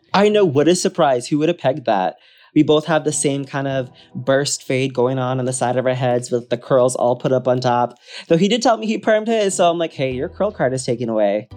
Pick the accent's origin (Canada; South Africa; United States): United States; Wisconsin; now in Los Angeles, United States; I grew up in Wisconsin